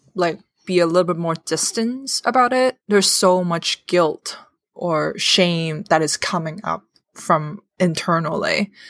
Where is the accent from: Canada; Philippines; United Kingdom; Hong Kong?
Hong Kong; moved away as an adult; now in United States; I'm born and raised in Hong Kong and came to America a few years